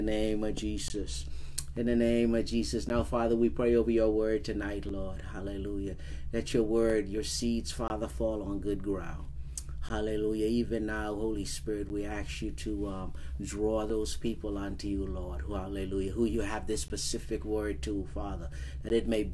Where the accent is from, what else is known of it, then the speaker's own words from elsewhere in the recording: Bahamas; now in Alaska, United States; growing up in the Bahamas